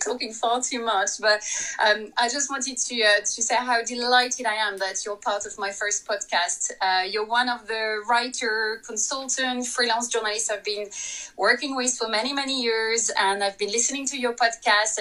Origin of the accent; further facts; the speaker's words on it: France; English is a second language; moved away as an adult; now in London, United Kingdom; I'm very French